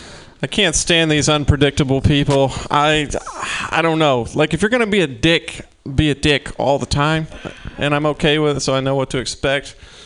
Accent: Mississippi, United States; I'm from Mississippi originally, and I just got back home from the holidays

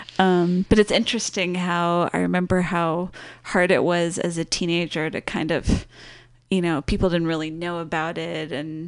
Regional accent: Los Angeles, California, United States; it was pretty much like the …, because I was from Los Angeles

